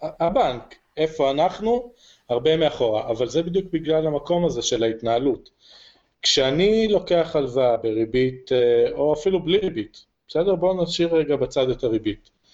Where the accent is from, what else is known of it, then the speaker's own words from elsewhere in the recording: Jerusalem, Jerusalem District, Israel; also born or lived in Kfar Saba / Rosh HaAyin; now in Harish, Israel; אני אה, ירושלמי ואשתי כפר סבאית